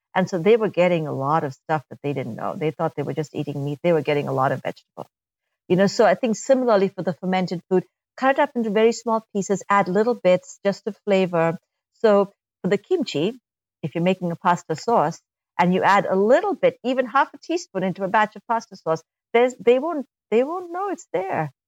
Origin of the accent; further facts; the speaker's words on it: India; moved away; I'm, I'm from India uh, originally